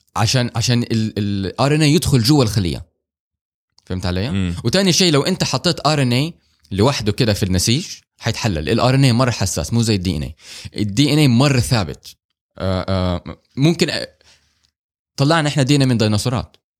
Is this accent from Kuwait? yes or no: no; Saudi Arabia; احنا عندنا في السعوديه